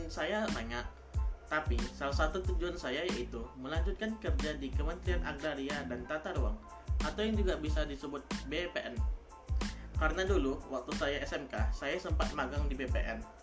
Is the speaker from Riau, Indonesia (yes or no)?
yes; Pekanbaru, Riau, Indonesia; Saya berasal dari Pekanbaru